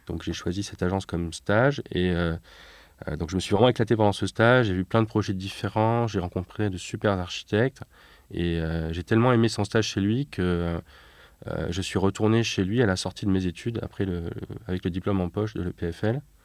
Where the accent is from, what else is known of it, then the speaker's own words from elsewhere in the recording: Nîmes, Occitania, France; also born or lived in Paris; c'est là que je suis né en 84